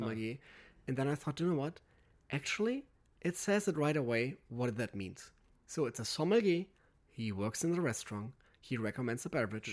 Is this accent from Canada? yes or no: no; Aventoft, Schleswig-Holstein, Germany; English is a second language; moved away; I'm coming from Aventhoft. It's a very small little village up north on the Danish border